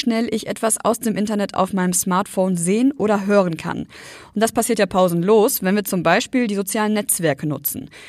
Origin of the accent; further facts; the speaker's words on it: North Rhine-Westphalia, Germany; now in Düsseldorf, Germany; Wenn ich freitags von Düsseldorf in meine Heimat ins Sauerland mit dem Zug fahre